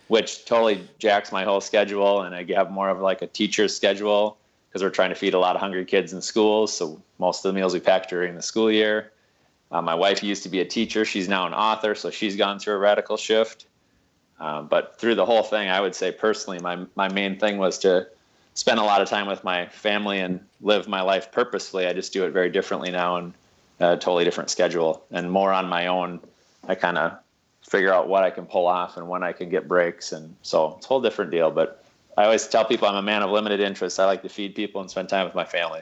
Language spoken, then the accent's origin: English; Midwest, United States; also born or lived in Quincy, Massachusetts; now in Marshfield, United States; I'm from the Midwest.